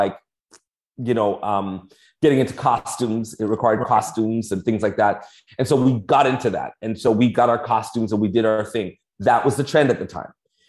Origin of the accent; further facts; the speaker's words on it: Toronto, Ontario, Canada; moved away as an adult; now in Florida, United States; I'm from Toronto